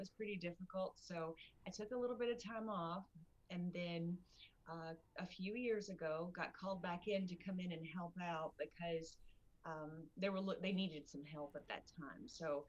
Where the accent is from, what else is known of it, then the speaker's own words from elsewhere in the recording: Richmond, Kentucky, United States; I am from Kentucky. I'm actually born and raised in Richmond, and I've lived here all my life.